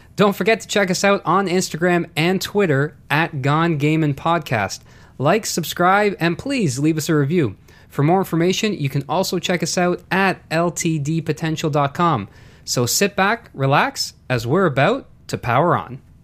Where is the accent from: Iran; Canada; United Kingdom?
Canada